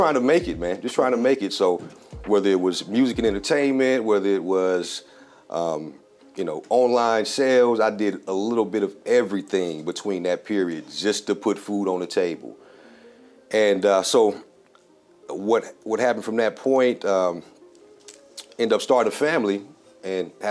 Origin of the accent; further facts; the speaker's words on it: South Fulton, Georgia, United States; born and raised here in South Fulton